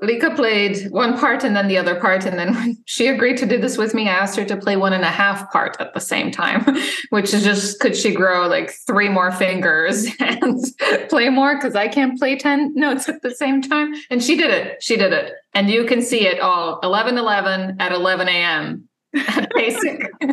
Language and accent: English; Serbia; moved away as an adult; also born or lived in Illinois; now in United States; I grew up in Serbia